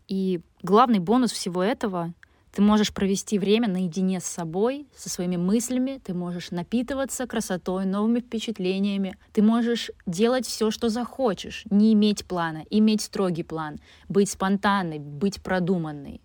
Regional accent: Vyborg, Leningrad Oblast, Russia; родилась и жила все детство в Выборге

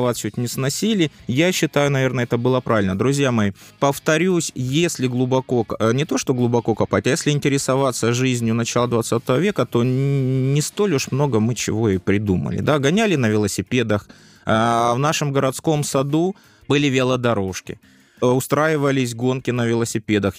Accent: the South, southern Russia, Russia; я фанат юга, ну, потому что я южанин

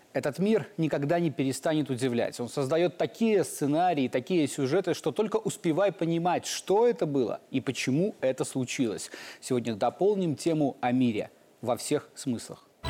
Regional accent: Belarus; мы, белорусы

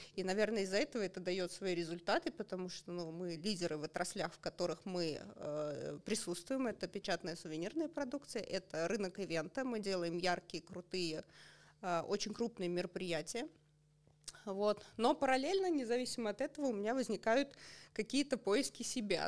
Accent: Otradny, Russia; moved away; Сама я родом из Отрадного, а мои родители до сих пор живут там.

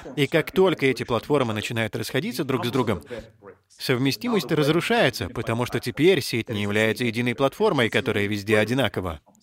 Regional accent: India

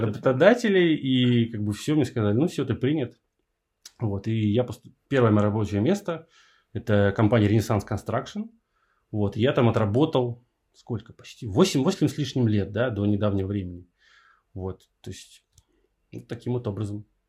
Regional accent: Saint Petersburg, Russia; я из Питера

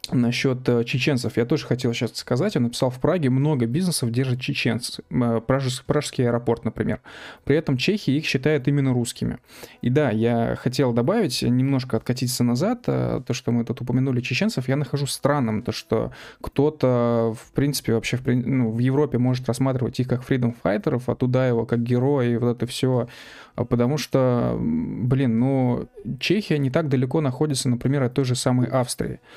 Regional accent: Ussuriysk, Primorsky Krai, Russia; Я из Уссурийска, в группе у меня были ребята из Дальнего Востока, Сибири и две чешки.

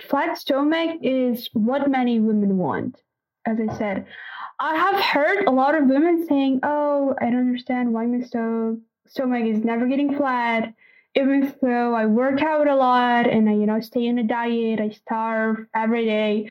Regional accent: Kazakhstan; from Kazakhstan

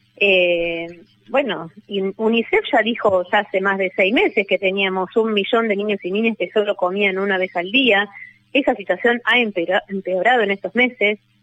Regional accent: San Martín, Buenos Aires Province, Argentina; Yo soy de San Martín

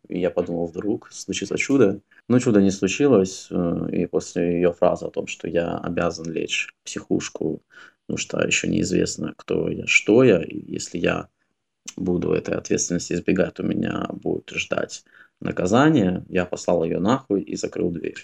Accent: Russia; все мы воспитывались в России

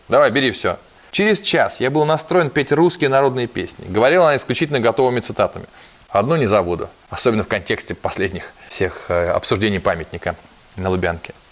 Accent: Russia; мы тут из России

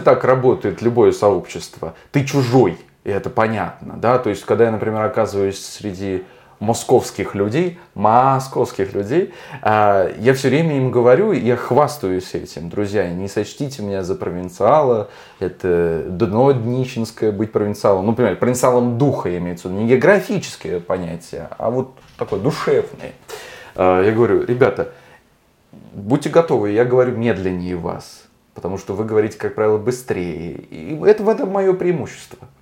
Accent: Volgograd, Volgograd Oblast, Russia; Я говорю как человек, который все детство провел на Спартановке

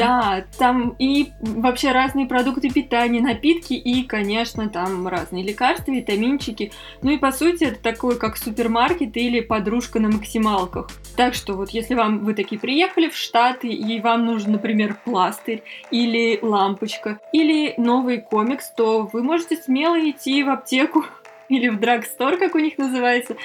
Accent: Moscow, Russia; мы из Москвы

